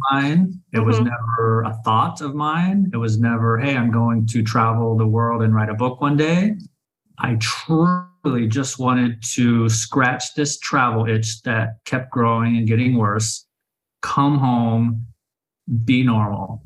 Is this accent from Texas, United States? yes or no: no; Oklahoma City, Oklahoma, United States; moved away as an adult; now in Sayulita, Mexico; I was born and raised in Oklahoma City, Oklahoma